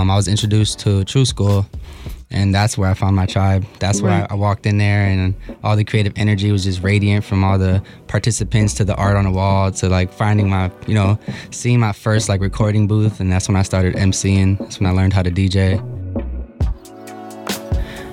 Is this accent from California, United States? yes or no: no; Milwaukee, Wisconsin, United States; I was born and raised here in Milwaukee, Wisconsin.